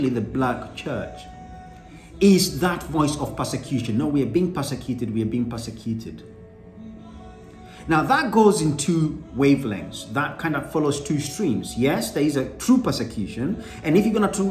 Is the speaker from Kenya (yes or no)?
yes; Kenya; I'm Kenyan